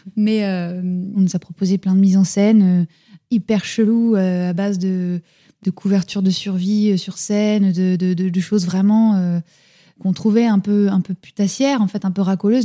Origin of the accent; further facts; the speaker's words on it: France; nous on est français